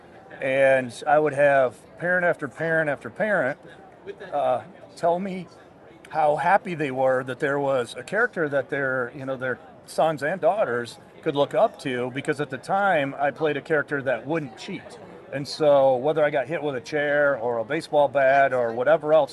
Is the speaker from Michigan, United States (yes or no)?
yes; Holland, Michigan, United States; now in Atlanta, United States; I'm originally from Michigan.